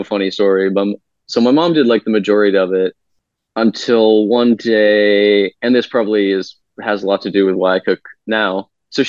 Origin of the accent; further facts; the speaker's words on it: Concord, Massachusetts, United States; now in Chicago, United States; I'm from Concord, Massachusetts